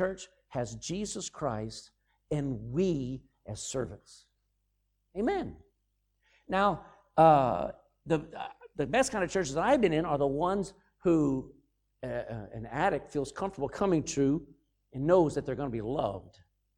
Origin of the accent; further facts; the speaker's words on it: United States; moved away; I'm an American